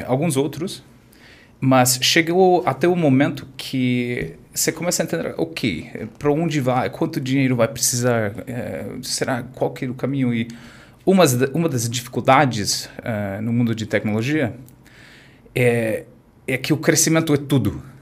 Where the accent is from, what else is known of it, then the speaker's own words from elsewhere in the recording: Orange County, California, United States; Portuguese is a second language; moved away as an adult; also born or lived in New York; now in Brazil; eu nasci e fui criado na Califórnia